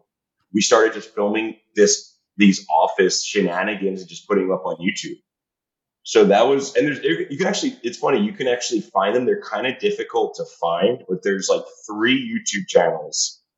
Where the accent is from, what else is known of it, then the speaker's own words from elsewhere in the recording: Highland Park, New Jersey, United States; moved away as an adult; now in Colombia; I grew up in Highland Park, New Jersey, right by Rutgers University, Brunswick.